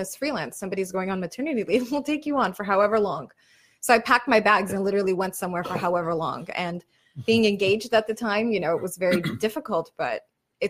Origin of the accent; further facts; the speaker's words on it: Yerevan, Armenia; now in Los Angeles, United States; I'm from Yerevan.